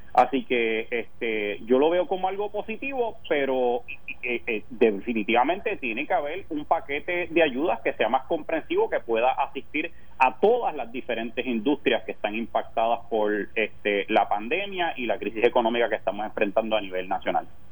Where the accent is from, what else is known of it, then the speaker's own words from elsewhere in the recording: Puerto Rico; en Puerto Rico, nosotros también como ciudadanos americanos